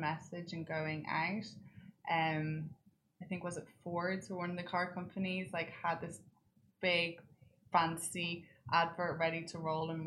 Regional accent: Ireland; now in United Arab Emirates; being Irish.

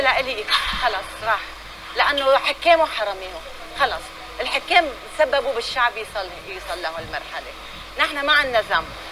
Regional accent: Lebanon; انا قطعت املي من لبنان

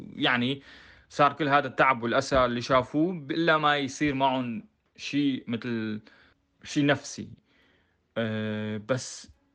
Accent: Homs, Homs Governorate, Syria; moved away as an adult; also born or lived in Netherlands; now in Germany; أنا من حمص

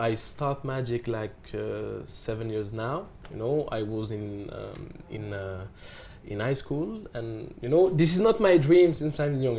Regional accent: Paris, Île-de-France, France; also born or lived in Morocco / Dubai; I'm from Paris

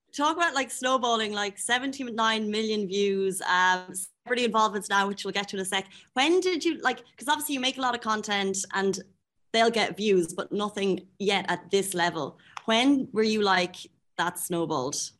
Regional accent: Ireland; now in Dubai, United Arab Emirates; I'm Irish

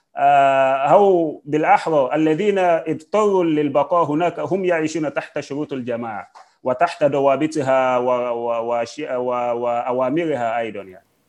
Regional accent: Nigeria; أنا كمواطن نيجيري

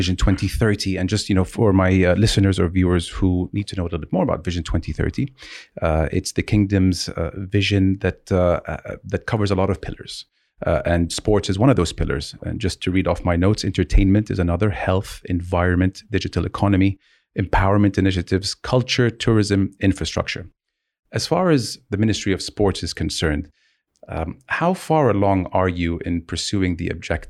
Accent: Jeddah, Makkah Province, Saudi Arabia; Growing up in Jeddah, you know, leaving the house, you're in the car, and then you go to another place in the car.

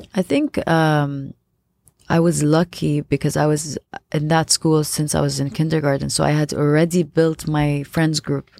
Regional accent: Abu Dhabi, United Arab Emirates; I was born and raised in Abu Dhabi.

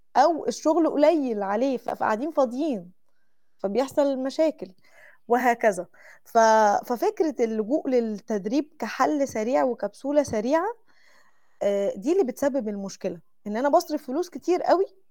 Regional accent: Mansoura, Dakahlia, Egypt; moved away as an adult; now in Saudi Arabia; عندنا في المنصوره

